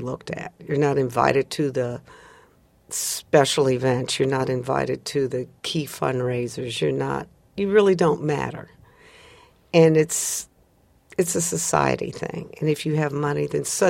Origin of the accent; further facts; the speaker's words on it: outside of Chicago, Illinois, United States; growing up outside of Chicago, Proviso High School